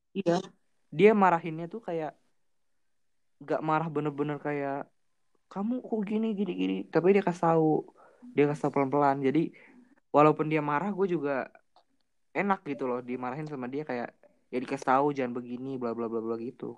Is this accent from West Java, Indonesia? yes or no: yes; Bandung, West Java, Indonesia; Gua juga anak Bandung